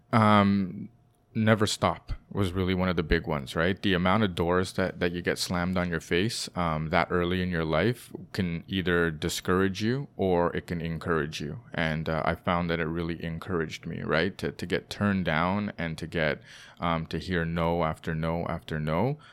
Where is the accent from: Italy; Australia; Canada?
Canada; Toronto, Ontario; also born or lived in London, United Kingdom; Born and raised in Toronto.